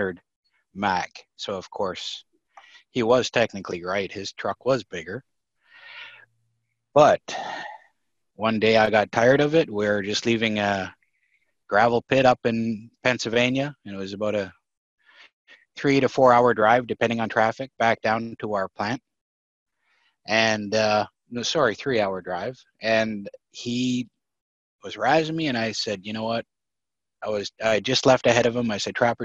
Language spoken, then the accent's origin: English; Canada; moved away; also born or lived in Delaware; I had a little license plate made up that said Canadian on it. And everybody, I got along with everybody. People liked my accent, which was quite different from the East Coast Delaware accent